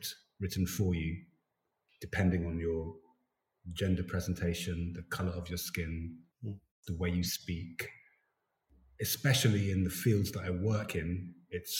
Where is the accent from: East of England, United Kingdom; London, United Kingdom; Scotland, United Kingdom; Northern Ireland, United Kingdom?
London, United Kingdom; moved away as an adult; now in Stockholm, Sweden; I grew up in South London, around a lot of Jamaicans in that part of London, Elephant Castle